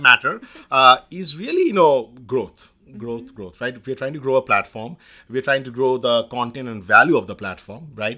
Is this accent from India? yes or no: yes; India; moved away as an adult; now in United States; I grew up in India in the late eighties